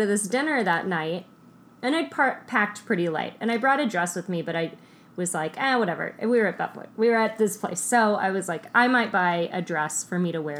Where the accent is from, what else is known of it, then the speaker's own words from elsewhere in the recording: Texas, United States; moved away as an adult; now in Pacific Northwest, United States; I'm from Texas. I spent 32 years in Texas.